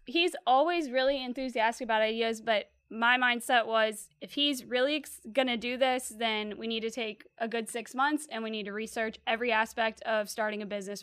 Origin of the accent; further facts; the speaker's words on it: Slidell, Louisiana, United States; I'm originally from the North Shore over in Slidell